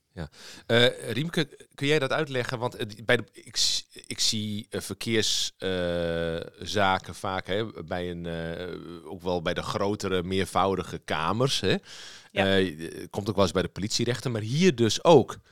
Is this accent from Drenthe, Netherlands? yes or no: yes; southeast Drenthe, Netherlands; nu kom ik zelf uit Zuidoost-Drenthe, eh, ergens in een hoek daar